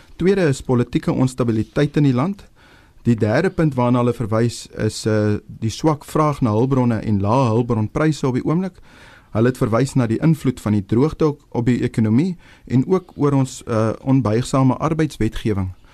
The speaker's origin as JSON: {"language": "Afrikaans", "town": "Upington", "region": "Northern Cape", "country": "South Africa", "moved": "yes", "said": "ek kom oorspronklik van Appington af"}